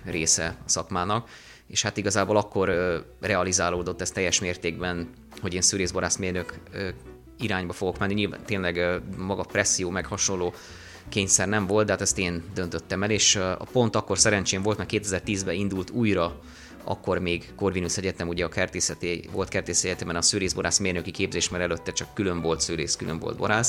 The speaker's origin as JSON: {"language": "Hungarian", "town": "Villány", "region": "Baranya", "country": "Hungary", "tie": "born or raised there", "said": "ott nőttünk fel a pince meg a szőlő környékén"}